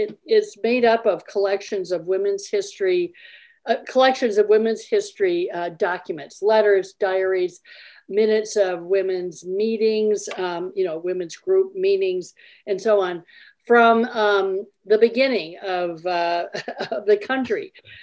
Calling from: Eden Prairie, Minnesota, United States; I'm calling in from Eden Prairie, Minnesota.

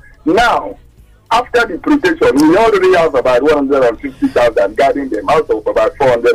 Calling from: Apapa, Lagos, Nigeria; I'm calling from Apapa.

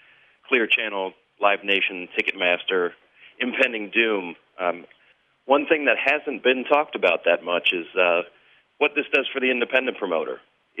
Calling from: Cincinnati, Ohio, United States; I'm calling from Cincinnati, Ohio

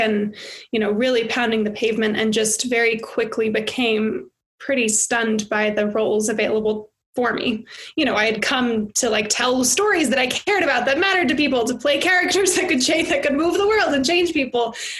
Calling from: United States; as I'm calling in from America where everything is melting down

